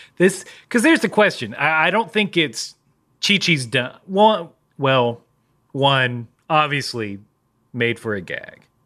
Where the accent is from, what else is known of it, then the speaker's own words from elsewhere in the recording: United Kingdom; I'm British.